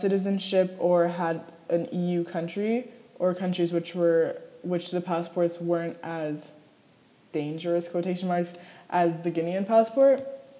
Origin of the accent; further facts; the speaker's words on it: New York, United States; born there; I have been fortunate enough to hold a U.S. passport since I was born in New York.